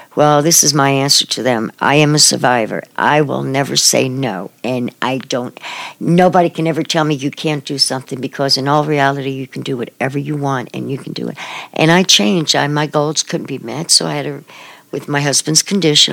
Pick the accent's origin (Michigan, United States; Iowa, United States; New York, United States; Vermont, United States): New York, United States; New York City; moved away as an adult; now in Manhattan, Kansas, United States; I'm from Brooklyn, New York, um, I've lived here in Manhattan since 2007